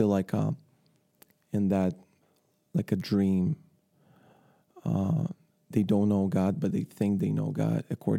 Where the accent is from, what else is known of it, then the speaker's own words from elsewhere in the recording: Ukraine; born there; English is a second language; moved away as an adult; also born or lived in Ireland; I was born in Ukraine, yes.